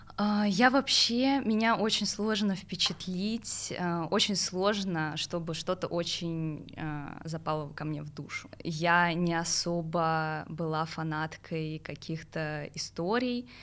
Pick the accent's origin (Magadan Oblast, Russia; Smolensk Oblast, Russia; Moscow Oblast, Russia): Moscow Oblast, Russia; Pavlovsky Posad; я выросла в Палском Посаде, это 70 километров а, от столицы